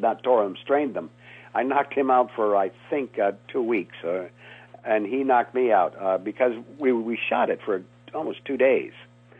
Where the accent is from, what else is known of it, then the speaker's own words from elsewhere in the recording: New England, United States; Yeah, I grew up in New England, so I was pond hockey.